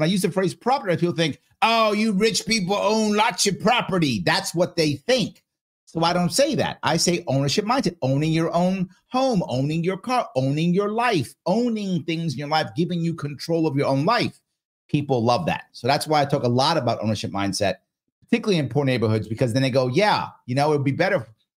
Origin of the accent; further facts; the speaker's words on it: Bronx, New York, United States; When I was growing up in the Bronx as a kid in the 70s, right, most of the local stores were owned by local people.